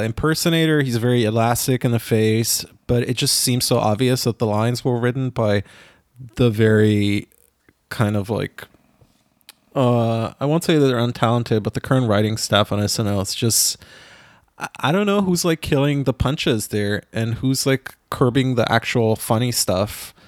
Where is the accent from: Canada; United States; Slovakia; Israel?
Israel; moved away; growing up in Israel